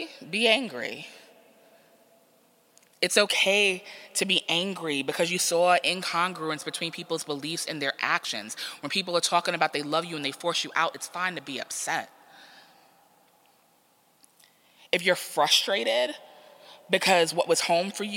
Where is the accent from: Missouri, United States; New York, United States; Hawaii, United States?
New York, United States; New York City; So New York is my hometown. So I'm from Queens.